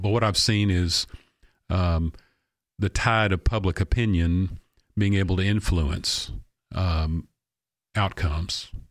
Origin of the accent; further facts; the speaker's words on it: Clarksville, Tennessee, United States; I love my hometown